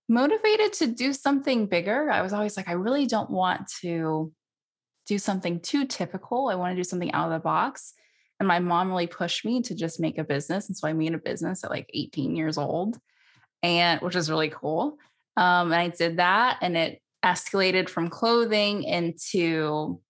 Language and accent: English; San Francisco Bay Area, California, United States; I grew up in the San Francisco Bay Area